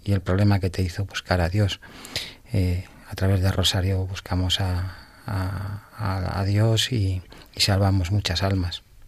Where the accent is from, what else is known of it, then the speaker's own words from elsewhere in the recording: Getafe, Community of Madrid, Spain; Nuestra Señora de los Ángeles de, que es la patrona de la diócesis de Getafe, sin duda. la de mi pueblo